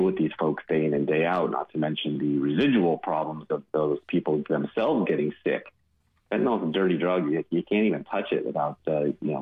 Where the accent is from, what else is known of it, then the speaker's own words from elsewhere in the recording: California, United States; moved away as an adult; also born or lived in Washington State; now in Tennessee, United States; I'm born and raised in California